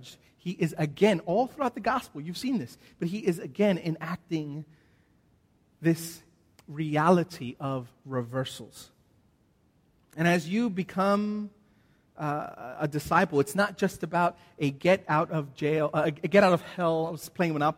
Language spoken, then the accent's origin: English; United States; now in Australia; See, I'm an American. I am an Australian citizen, but I'm still an American.